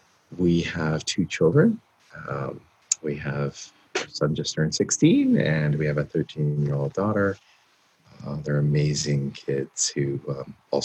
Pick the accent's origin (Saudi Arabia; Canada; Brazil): Canada; also born or lived in California / Minneapolis; born and raised in Canada